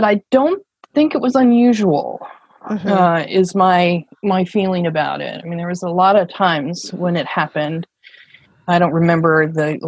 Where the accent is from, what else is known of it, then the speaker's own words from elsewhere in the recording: Portland, Oregon, United States; I grew up in Portland, Oregon